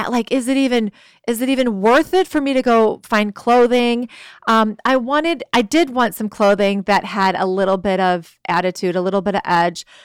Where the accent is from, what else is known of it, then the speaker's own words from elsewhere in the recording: Chicago, Illinois, United States; moved away; also born or lived in California; From, yeah, I'm from Chicago in the Midwest